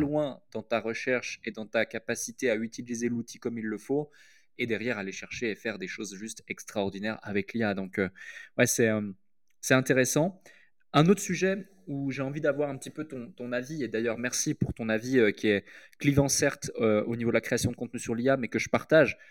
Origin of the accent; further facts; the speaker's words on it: Switzerland; moved away as an adult; also born or lived in United Kingdom; now in Dubai, United Arab Emirates; je suis suisse, j'ai grandi en Suisse